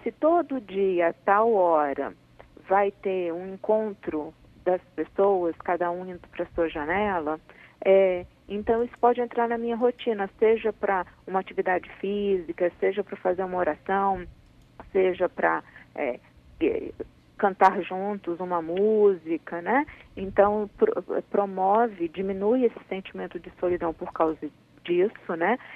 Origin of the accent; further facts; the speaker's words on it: Brazil; nós somos brasileiros, nós somos um, um povo alegre, divertido